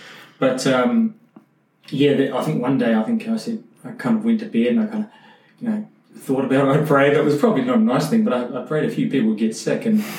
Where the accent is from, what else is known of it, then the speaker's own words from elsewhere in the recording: Temuka, Canterbury, New Zealand; also born or lived in Timaru, New Zealand; I'm from New Zealand, grew up in a place called Timaru, which is in the South Island. And then sort of round about when I was probably about eight, moved to a small rural town called Temuka. It has a population of about 3,500.